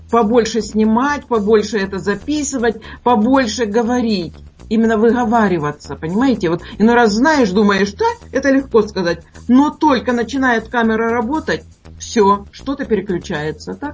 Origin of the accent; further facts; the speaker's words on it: Ordzhonikidze, Dnipropetrovsk Oblast, Ukraine; Я сама с Украины. Здесь у нас с города очень много смотрят.